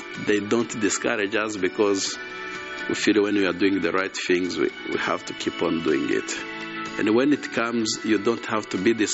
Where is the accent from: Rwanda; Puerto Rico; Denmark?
Rwanda; Gisenyi, Western Province; I am from Rwanda, on the western part of the country, in a place called Gisenyi, which shares the border of the Congo.